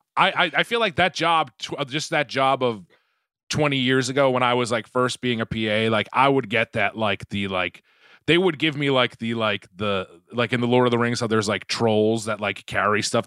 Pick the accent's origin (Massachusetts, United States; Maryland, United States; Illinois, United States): Massachusetts, United States; Quincy; moved away as an adult; also born or lived in upstate New York; now in Los Angeles, United States; I'm from Quincy, Quincy, just south of Boston